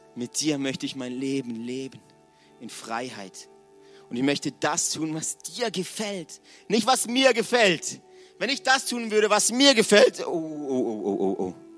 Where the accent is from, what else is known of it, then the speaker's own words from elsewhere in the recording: Villingen-Schwenningen, Baden-Württemberg, Germany; Ich komme aus Villingen